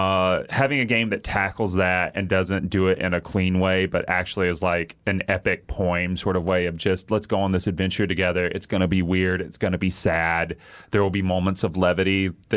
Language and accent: English; the South, United States; I have sort of, like, insecurities about being seen as an idiot because I grew up in the South.